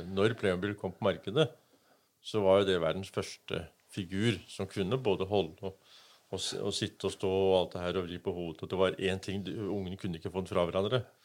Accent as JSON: {"language": "Norwegian", "country": "Denmark", "tie": "born or raised there", "moved": "yes", "lives_now": "Kragerø, Norway", "said": "Jeg vokste opp i Danmark"}